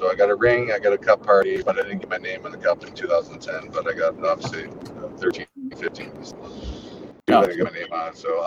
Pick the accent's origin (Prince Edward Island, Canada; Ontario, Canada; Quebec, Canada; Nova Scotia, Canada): Ontario, Canada; moved away as an adult; also born or lived in Chicago; being from Ontario